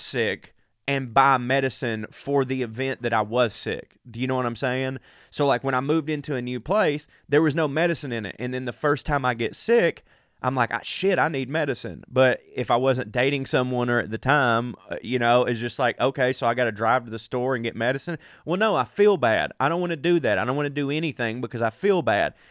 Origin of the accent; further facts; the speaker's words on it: the South, United States; I'm from the South